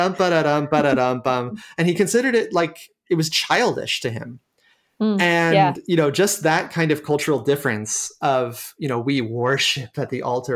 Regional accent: United States; I'm American

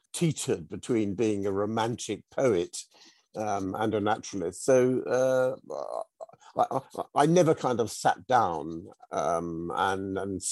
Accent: United Kingdom; moved away as an adult; now in South Norfolk, United Kingdom; I grew up in the Chilterns, on the Hertfordshire Buckinghamshire border, and I spent most of the first sort of three quarters of my life there.

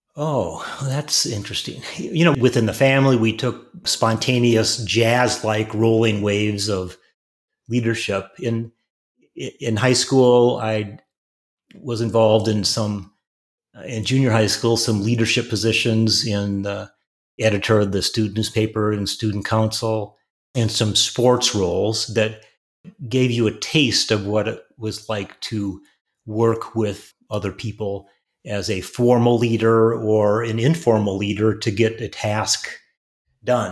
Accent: Wisconsin, United States; I grew up in Wisconsin, small town, small college town.

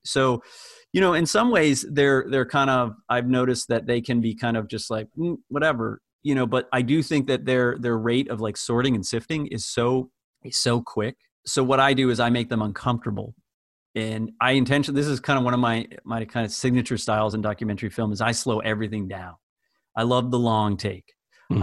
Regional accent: outside Springfield, Western Massachusetts, United States; I grew up in Western Massachusetts, uh, just outside of Springfield, Massachusetts.

